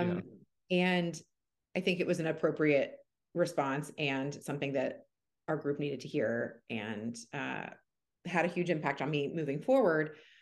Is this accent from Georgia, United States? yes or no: yes; Atlanta, Georgia, United States; moved away as an adult; now in Seattle, United States; I'm from Atlanta and I did med school in Atlanta.